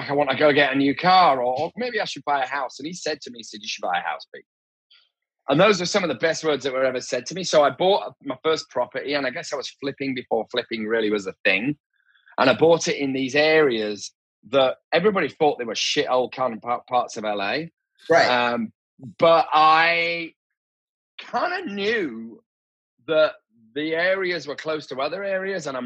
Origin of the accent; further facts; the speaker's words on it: Leeds, Yorkshire and the Humber, United Kingdom; I'm originally from Leeds, even though my accent is a little bit kind of smashed to pieces now.